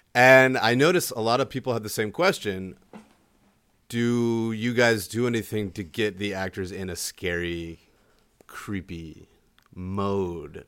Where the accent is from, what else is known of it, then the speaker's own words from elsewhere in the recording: Delaware, United States; moved away; also born or lived in Miami / New Mexico; I grew up in Delaware